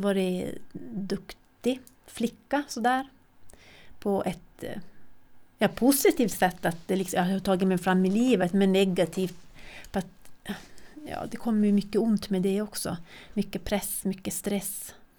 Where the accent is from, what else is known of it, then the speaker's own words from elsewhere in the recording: Kiruna, Norrbotten County, Sweden; jag är född och uppvuxen här